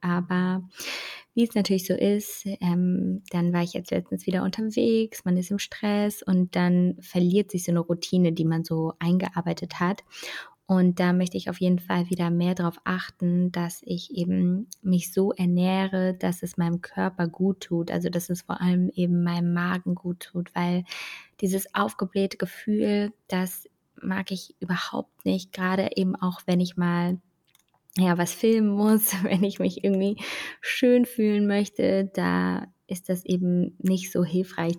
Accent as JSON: {"language": "German", "country": "Germany", "said": "bei uns in Deutschland"}